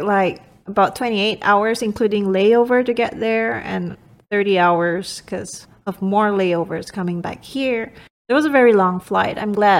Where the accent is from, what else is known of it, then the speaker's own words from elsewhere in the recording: Miri, Sarawak, Malaysia; moved away; my hometown is on the Borneo Island side, which is called Miri, and that's also by the beach because it's an island.